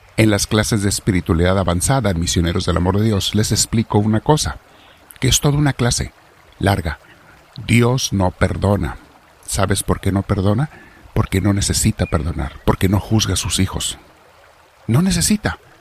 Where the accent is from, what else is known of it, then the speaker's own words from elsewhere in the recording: Mexico; Los que somos mexicanos